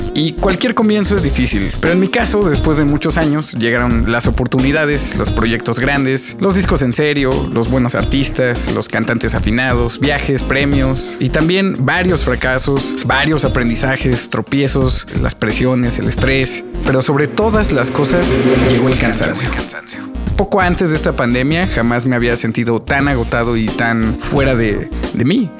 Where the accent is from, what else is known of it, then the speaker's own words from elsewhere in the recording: Mexico City, Mexico; soy un músico chilango